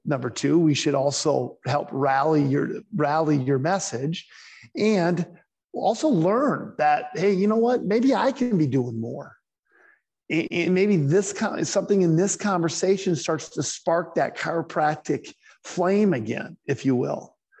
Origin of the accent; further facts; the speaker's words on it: South Dakota, United States; I'm from South Dakota